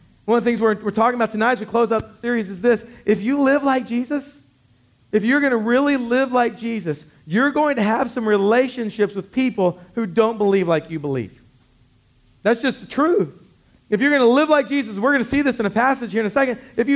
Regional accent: Killeen, Texas, United States; I grew up in Killeen

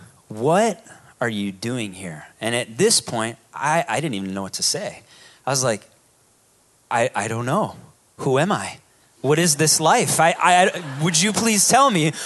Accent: Hawaii, United States; also born or lived in Chicago, Illinois; My family moved here when I was 2 and a half. I was born in Chicago, and then we moved to Hawaii

